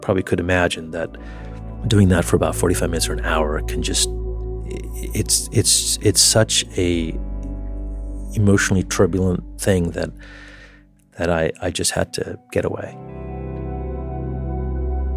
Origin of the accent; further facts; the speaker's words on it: New York, United States; in my hometown